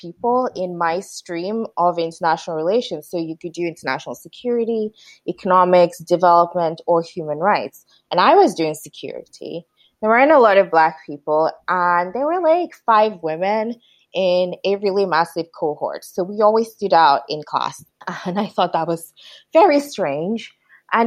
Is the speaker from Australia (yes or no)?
no; Nigeria; moved away as an adult; also born or lived in Aberdeen, Scotland / United States; now in Stirling, United Kingdom; I'm Nigerian. I was born to Nigerian parents, but I was actually born in Aberdeen. So I feel like I've always had this love for Scotland, even though I grew up in Nigeria.